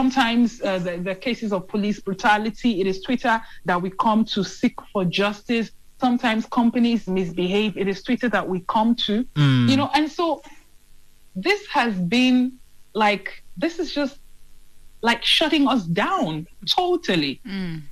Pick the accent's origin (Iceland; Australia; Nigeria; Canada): Nigeria